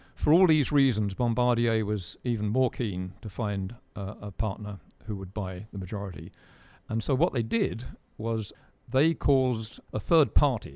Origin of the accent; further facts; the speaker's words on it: United Kingdom; As a Brit